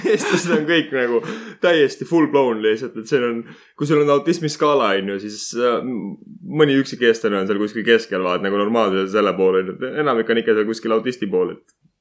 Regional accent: Estonia; ma olen eestlane

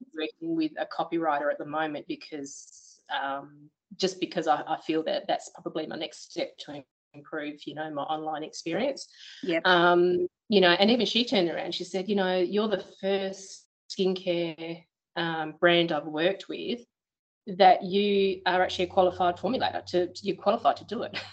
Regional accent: Perth, Western Australia, Australia; born or raised there; moved away as an adult; now in Beverley, Australia

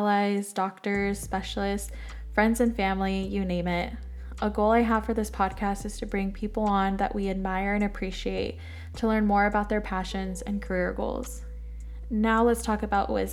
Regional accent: San Diego, California, United States; I was born and raised in San Diego, California

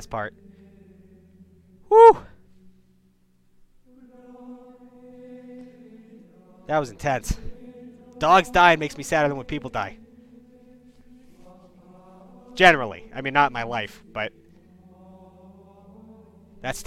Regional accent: Massachusetts, United States; moved away as an adult; also born or lived in Chicago; I'm from Massachusetts

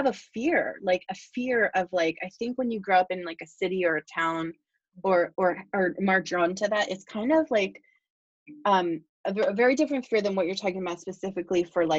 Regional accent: Pennsylvania, United States; I grew up in Bucks, but I lived in Philadelphia for a while with my husband

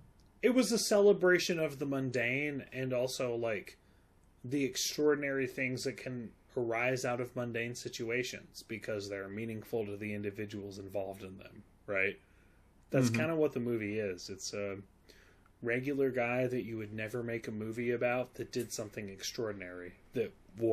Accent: London, United Kingdom; I'm British. I'm from London.

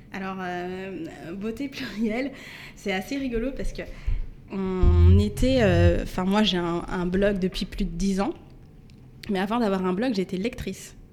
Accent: Mantes-la-Jolie, Île-de-France, France; j'ai grandi à Mantes-la-Julie. Mhm. donc 78

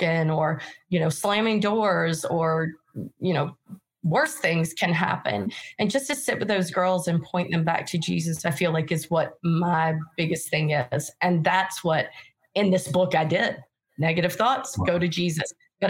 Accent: North Carolina, United States; moved away; I'm originally from North Carolina. I don't even speak English normal

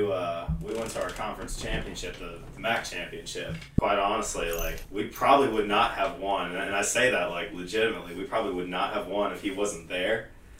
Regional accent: Akron, Ohio, United States; I'm actually from Akron.

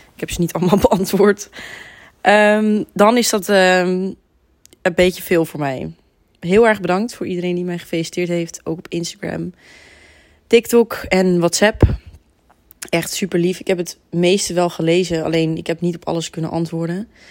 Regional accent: Heemskerk, North Holland, Netherlands; ik kom niet uit Amsterdam, ik kom uit Heemskerk

